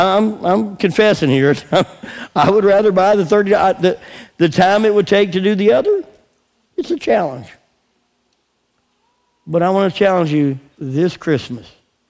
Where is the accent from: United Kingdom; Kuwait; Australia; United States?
United Kingdom; England; So we go walk, and we're praying out loud in English. Of course, we're English.